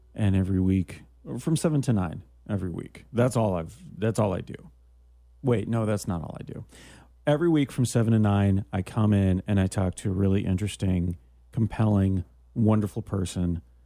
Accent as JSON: {"language": "English", "country": "Canada", "said": "I'm from Canada"}